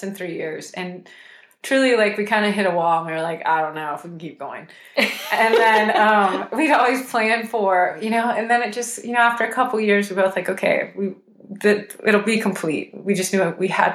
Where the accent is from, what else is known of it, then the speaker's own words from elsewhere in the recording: Houston, Texas, United States; I'm from Houston